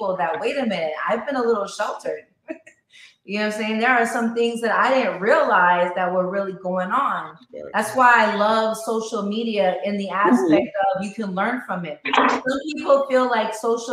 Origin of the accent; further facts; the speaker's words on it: New York City, New York, United States; I grew up in Queens